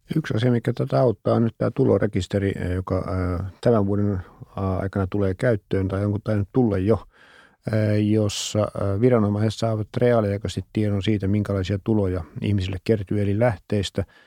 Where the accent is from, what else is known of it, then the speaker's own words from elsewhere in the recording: Ostrobothnia, Finland; Mä kun olen Pohjanmaalta